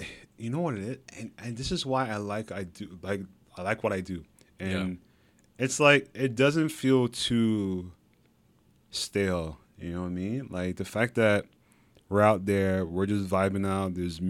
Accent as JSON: {"language": "English", "town": "Montreal", "region": "Quebec", "country": "Canada", "tie": "born there", "said": "because like, I was born in Montreal, right?"}